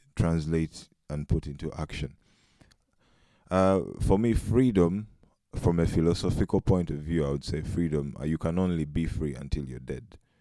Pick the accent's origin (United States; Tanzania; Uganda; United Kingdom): Uganda; moved away as an adult; now in Netherlands; I'm uh, a Ugandan by nationality and African. I've been in the Netherlands for close to four years